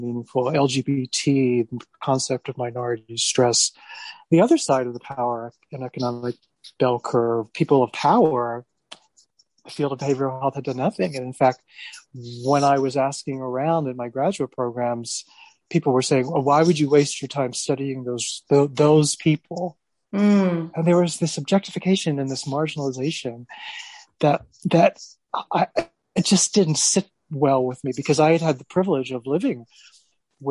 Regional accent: United States; accent: American; I was born in America. I'm American, as you can tell from my accent

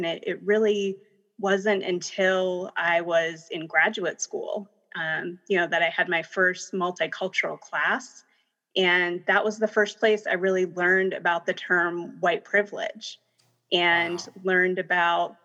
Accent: Minnesota, United States; moved away as an adult; also born or lived in India; now in Denver, United States; I came here, I grew up in Minnesota for the most part

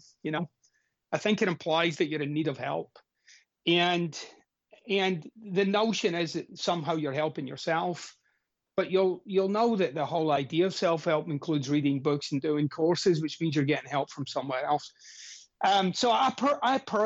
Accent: Glasgow, Scotland, United Kingdom; I'm Scottish, of course, and I'm from Glasgow, Scotland.

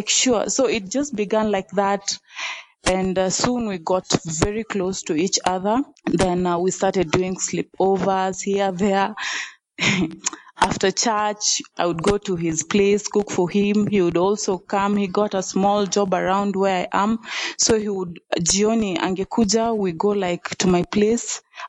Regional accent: Nairobi, Kenya; also born or lived in Western Kenya; I grew up in Nairobi, actually. So it's only education that took me to Western. When I was done with campus, I decided to come back to Nairobi.

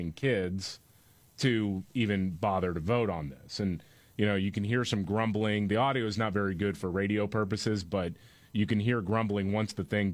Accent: Houston, Texas, United States; I grew up in Houston

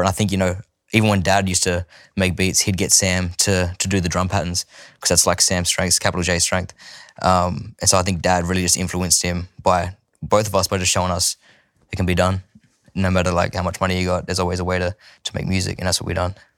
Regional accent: Sydney, New South Wales, Australia; also born or lived in Bowraville, New South Wales; growing up there, I spent, from when I was born to seven in Bowerville, and then we moved to Sydney for Dad's music. I spent from seven till fourteen in Sydney

